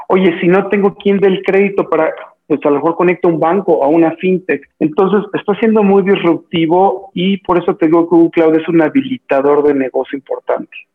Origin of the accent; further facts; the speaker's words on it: Mexico; soy eh, mexicano de nacimiento